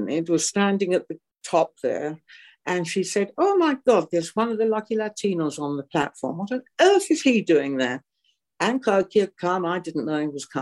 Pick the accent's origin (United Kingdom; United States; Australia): United Kingdom; England; moved away as an adult; also born or lived in Normandy, France; now in France; I was tiddling around at the age of three, like most little English girls